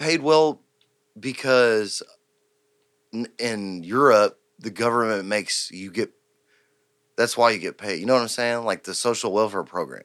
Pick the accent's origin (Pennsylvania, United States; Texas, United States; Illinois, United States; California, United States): Texas, United States; Houston; I'm from Houston